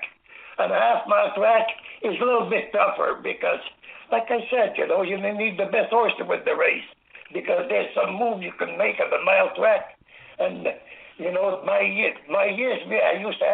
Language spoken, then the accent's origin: English; Angers, Quebec, Canada; the farmhouse where I was raised and born in Angers, Quebec